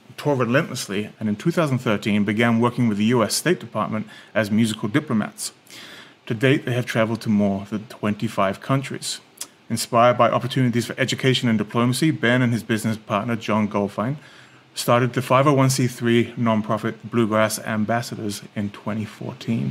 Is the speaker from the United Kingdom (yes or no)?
yes; England, United Kingdom; now in San Diego, United States; I'm English